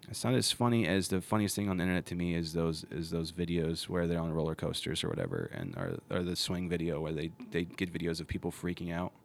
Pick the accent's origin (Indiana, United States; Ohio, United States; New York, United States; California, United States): Ohio, United States; growing up in Ohio